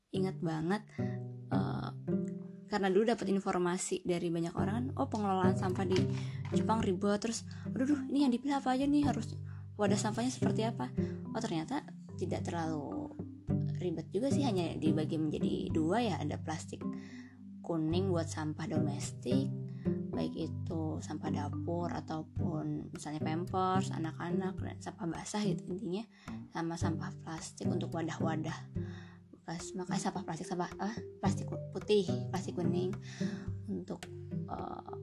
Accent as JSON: {"language": "Indonesian", "town": "Bogor", "region": "West Java", "country": "Indonesia", "said": "Kita orang mana sih? Orang Bogor ya."}